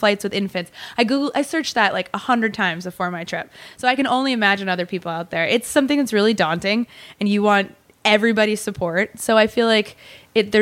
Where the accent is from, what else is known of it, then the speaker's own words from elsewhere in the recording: Woodstock, Vermont, United States; I grew up in Vermont